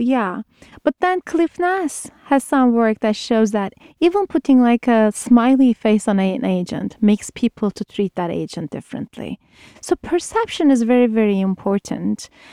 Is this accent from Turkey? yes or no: yes; Turkey; moved away as an adult; I'm originally from Turkey, did my undergrad in Turkey